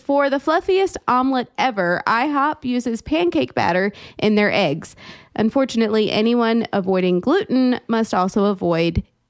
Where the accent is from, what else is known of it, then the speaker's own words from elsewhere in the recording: North Carolina, United States; growing up in North Carolina